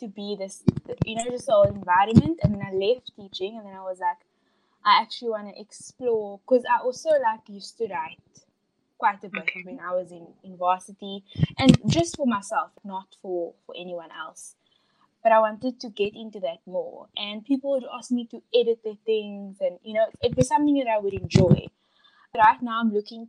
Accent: Cape Town, Western Cape, South Africa; So I am born and bred in Cape Town. I've been here my whole life.

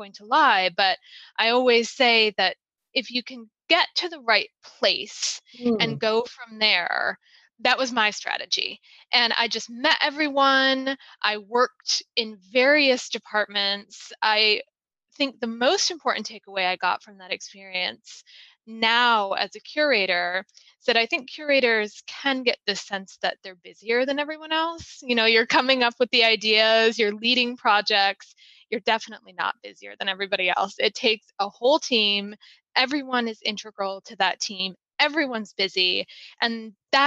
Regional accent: Michigan, United States; moved away as an adult; I was still in Michigan at this time where I grew up

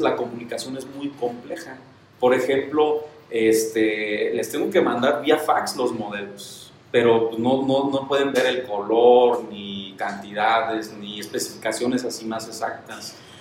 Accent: Santa Clara del Cobre, Michoacán, Mexico; yo soy nacido y originario de Santa Clara del Cobre, en Michoacán. Toda mi vida he vivido aquí en Santa Clara.

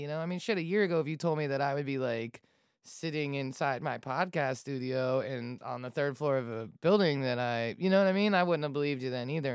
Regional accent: Falls Church, Virginia, United States; I grew up in Falls Church, Falls Church City

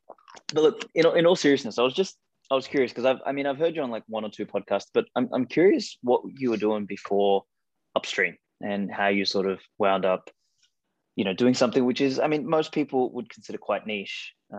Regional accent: Australia; Yeah, well, no one ever picks that I'm from Australia. They're like, oh, your accent's kind of like British

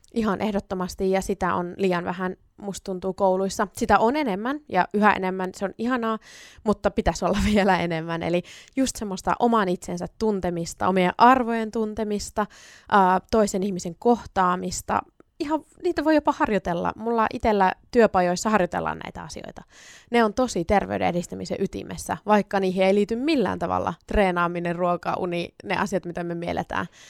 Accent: Sonkajärvi, North Savo, Finland; also born or lived in Oulu; now in Kuopio, Finland; mä oon syntynyt Oulussa ja sit mä oon noin 10-vuotiaana muuttanut Sonkajärvelle ja se on mulle tosi tosi rakas kotipitäjä

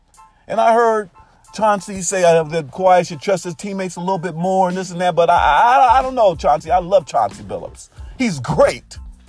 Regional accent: Portland, Oregon, United States; my hometown in Portland, Oregon.

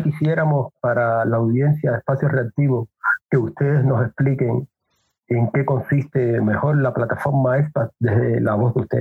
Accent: Cuba; now in Ecuador; fue cuando arribé mm. aquí a Ecuador, salí de Cuba.

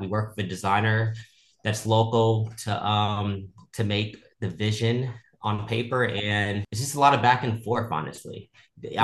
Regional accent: Houston, Texas, United States; now in Los Angeles, United States; I am actually from Houston, Texas

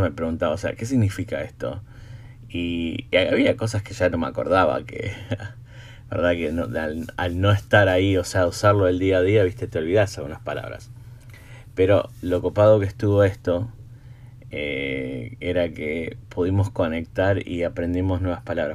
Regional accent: Buenos Aires, Argentina; first language Spanish; now in United States; mi esposa es de acá de Estados Unidos, yo soy de Argentina

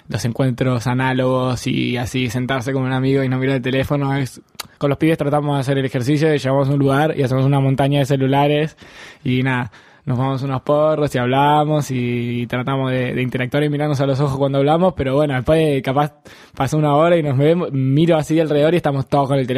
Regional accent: Lanús, Buenos Aires Province, Argentina; also born or lived in San Martín / Escobar / Colegiales; yo soy de Lanús, y he vivido por todos lados.

